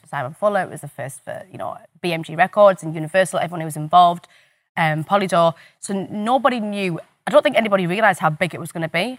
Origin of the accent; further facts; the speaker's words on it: the North East, North East England, United Kingdom; I'm from the Northeast and I'm on telly